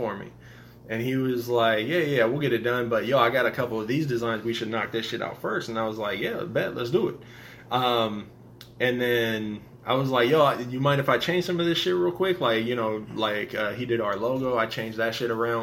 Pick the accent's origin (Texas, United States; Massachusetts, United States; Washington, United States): Washington, United States; Seattle; moved away as an adult; also born or lived in Los Angeles / Raleigh, North Carolina; I was born in Washington, but I moved down to L.A., and I was there for like 2.5 years